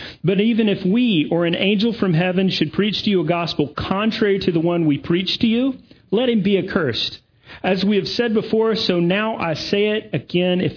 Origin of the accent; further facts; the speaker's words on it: Augusta, Georgia, United States; also born or lived in Durham, North Carolina; now in Greenville, United States; Augusta is sort of my hometown. My parents are here